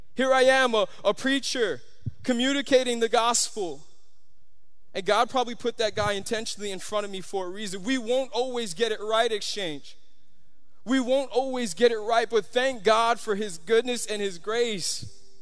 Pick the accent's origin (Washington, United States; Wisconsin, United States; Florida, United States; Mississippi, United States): Florida, United States; Miami; I'm from Miami